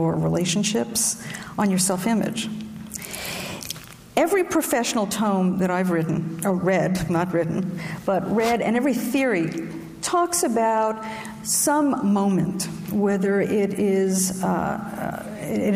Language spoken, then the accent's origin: English; New York City, New York, United States; I grew up in Brooklyn where marinara sauce was mother's milk